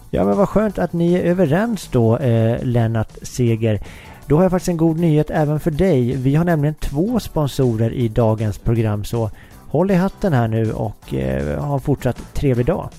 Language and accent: Swedish; Uppsala, Uppsala County, Sweden; now in Stockholm, Sweden; min hemstad Uppsala